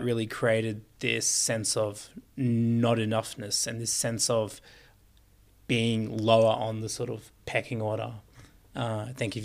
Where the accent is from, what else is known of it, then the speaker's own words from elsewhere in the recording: Queensland, Australia; I grew up in Queensland